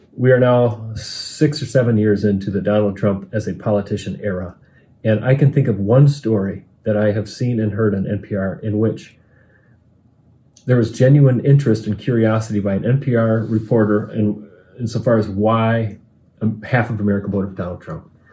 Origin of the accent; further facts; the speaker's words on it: Michigan, United States; I'm from Michigan.